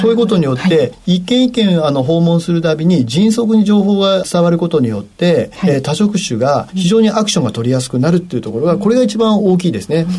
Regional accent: Nagoya, Aichi, Japan; moved away as an adult; 名古屋市緑区というところは、あの、私が開業したところですけれど、これは私の故郷なんです

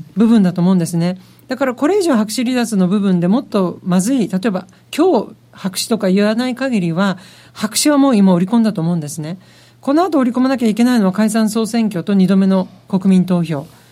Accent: Japan; now in London, United Kingdom; そこは日本人なんで

